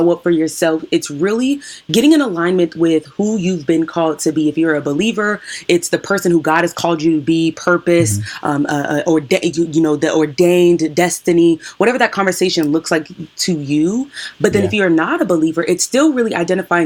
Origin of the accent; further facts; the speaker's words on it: Washington, United States; I'm from Washington State